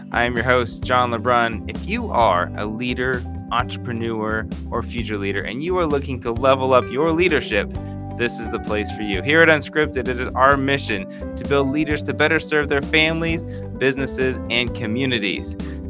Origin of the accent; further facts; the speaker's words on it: Fairborn, Ohio, United States; my hometown, Fairborn, Ohio.